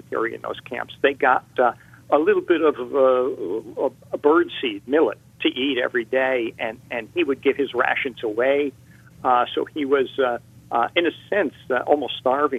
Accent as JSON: {"language": "English", "region": "Connecticut", "country": "United States", "tie": "born or raised there", "said": "I grew up in St. John the Pomassene Church in Connecticut"}